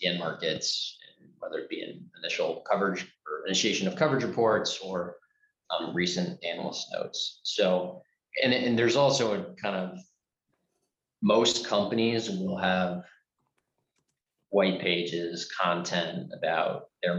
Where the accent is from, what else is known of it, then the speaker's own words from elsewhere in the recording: Chicago, Illinois, United States; I'm also from Chicago